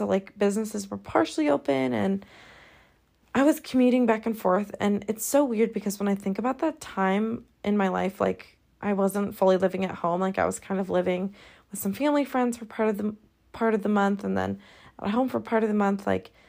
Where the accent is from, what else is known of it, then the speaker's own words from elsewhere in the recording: Scotland, United Kingdom; now in Los Angeles, United States; okay, I just came from Scotland. Everyone's nice. Everyone's so down to earth. You know, it's living in my hometown.